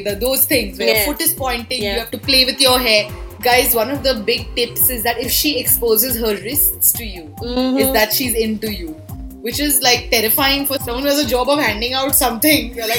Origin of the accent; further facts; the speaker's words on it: Delhi, India; I'm from Delhi and I've been doing radio for so many years